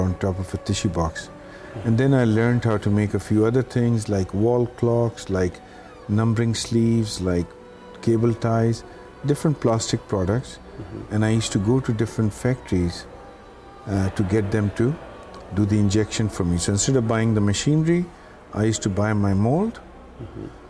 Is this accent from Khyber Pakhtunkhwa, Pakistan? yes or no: no; Karachi, Sindh, Pakistan; moved away as an adult; now in Dubai, United Arab Emirates; I come from Pakistan, so I started in Karachi in Pakistan